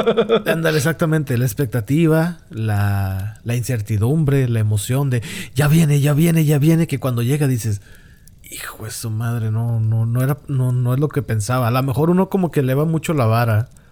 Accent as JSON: {"language": "Spanish", "country": "Mexico", "said": "como muchos mexicanos nada más lo llegamos a tener bien actualizado"}